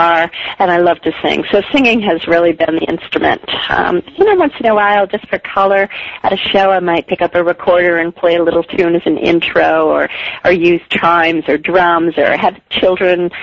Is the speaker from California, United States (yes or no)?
no; Pittsfield, Massachusetts, United States; also born or lived in Holyoke, Massachusetts; I grew up in Pittsfield, Mass